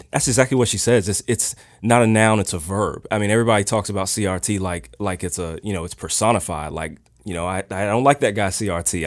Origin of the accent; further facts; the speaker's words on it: Richmond, Virginia, United States; Richmond native, both myself and my wife, Tiffany